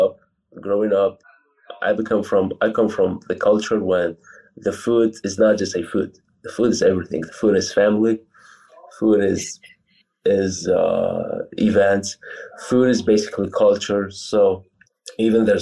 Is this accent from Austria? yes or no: no; Poland; English is a second language; also born or lived in Iraq / California; I'm originally from Iraq. I moved to Poland where I was 7 years old. And I just like continued to live here